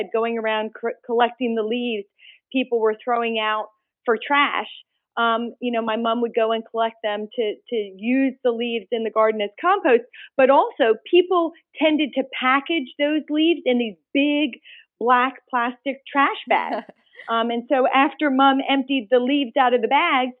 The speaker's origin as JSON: {"language": "English", "area": "outside of Philadelphia", "region": "Pennsylvania", "country": "United States", "tie": "born or raised there", "also_born_or_lived": "India", "said": "Just a little bit outside of Philadelphia, actually in the Delaware River watershed"}